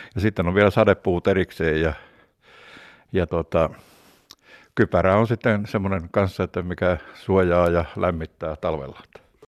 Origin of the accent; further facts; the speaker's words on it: Kuhmoinen, Central Finland, Finland; meillä Kuhmoisessa